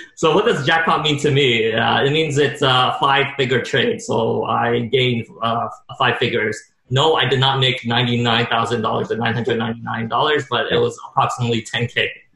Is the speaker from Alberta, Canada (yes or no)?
no; Montreal, Quebec, Canada; born or raised there